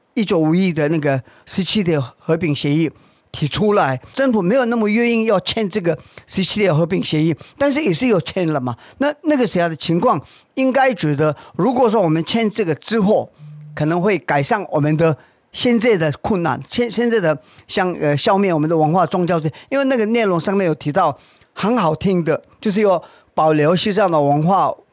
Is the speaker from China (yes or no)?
no; India; Chinese is a second language; also born or lived in Tibet (ancestry); now in Taiwan; 我是西藏人，在印度出生，我现在拿了 台湾 身份证，我没有办法回去我自己的家